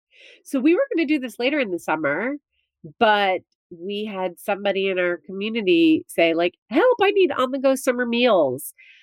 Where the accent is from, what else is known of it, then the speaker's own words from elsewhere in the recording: New Jersey, United States; But growing up in New Jersey, where I went to the beach all the time, like I never had a pool growing up.